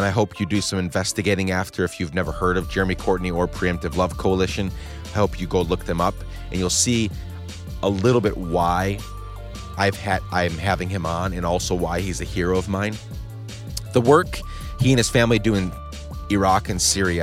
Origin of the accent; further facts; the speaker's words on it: Guatemala; moved away; I grew up in Guatemala during the end of their civil war